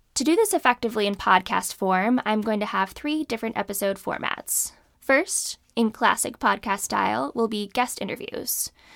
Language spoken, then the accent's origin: English; California, United States; moved away as an adult; also born or lived in Alabama / Danbury, Connecticut; I grew up in California